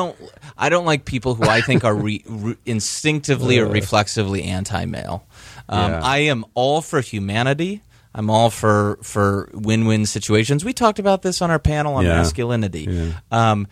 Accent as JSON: {"language": "English", "region": "Michigan", "country": "United States", "said": "I'm from Michigan originally."}